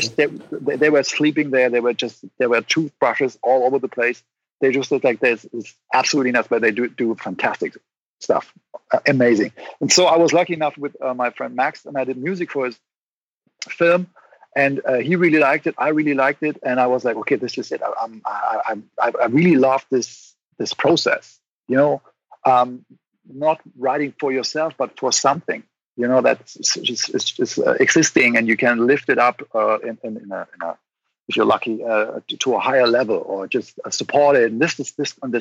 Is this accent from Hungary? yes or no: no; Rhine-Main area near Mainz, Rhineland-Palatinate, Germany; moved away as an adult; now in Berlin, Germany; I grew up in the Rhine-Main area near Mainz, Germany